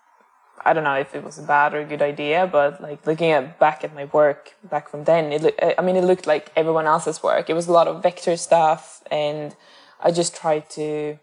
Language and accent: English; northern Sweden, Sweden; moved away as an adult; also born or lived in Amsterdam / Stockholm; I'm from Sweden, but I'm not from Stockholm. Like, I'm from the northern parts.